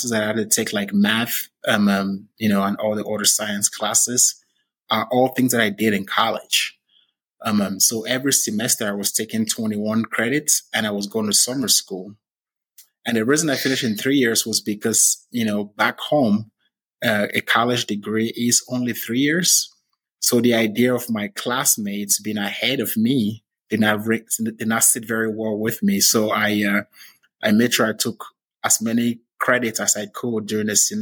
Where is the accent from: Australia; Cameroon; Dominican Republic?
Cameroon; moved away as an adult; now in United States; And we were six kids, and I'm originally from Cameroon